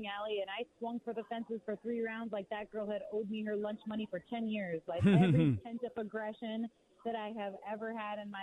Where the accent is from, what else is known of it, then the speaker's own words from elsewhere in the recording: Pacific Northwest, United States; we're from the Pacific Northwest, and we're loyal to the soil up there